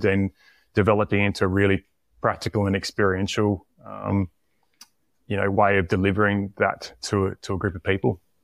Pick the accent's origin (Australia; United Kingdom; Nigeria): Australia; Tasmania; moved away; also born or lived in South Australia; I grew up in Tasmania, moved to South Australia